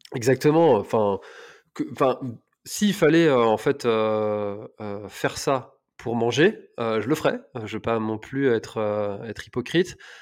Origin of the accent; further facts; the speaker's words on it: Telgruc-sur-Mer, Brittany, France; also born or lived in Paris; je suis originaire de Telgruc, donc la presqu'île de Crozon